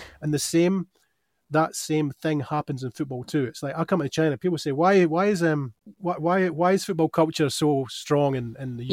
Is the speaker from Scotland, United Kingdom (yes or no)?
yes; Dunfermline, Scotland, United Kingdom; moved away; I grew up in Dunfermline